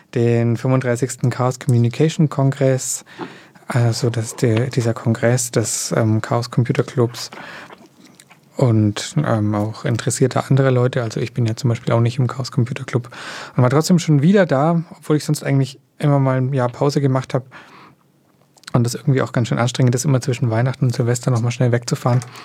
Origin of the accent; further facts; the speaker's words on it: Germany; bei uns in Deutschland